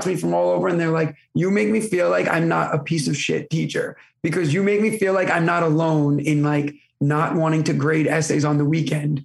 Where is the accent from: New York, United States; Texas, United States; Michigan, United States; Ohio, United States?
New York, United States; Brooklyn; accent: thick New York; now in Staten Island, United States; I live in Staten Island now, but to be fair, I'm from Brooklyn